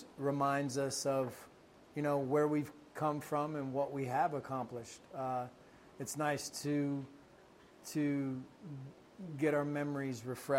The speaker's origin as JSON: {"language": "English", "region": "Kentucky", "country": "United States", "tie": "born or raised there", "said": "I grew up in Kentucky, Brian"}